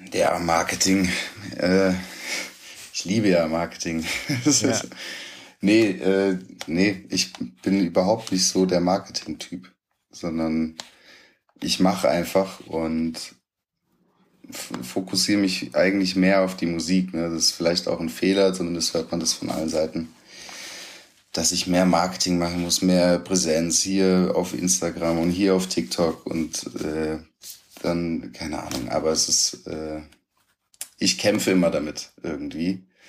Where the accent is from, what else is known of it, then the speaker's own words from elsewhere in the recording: Hunsrück, Rhineland-Palatinate, Germany; Meine Mutter war arbeiten, alleinerziehend. Mein Vater hat hier in Stuttgart gelebt. Ich im Hunsrück mit meiner Mutter und meinen Geschwistern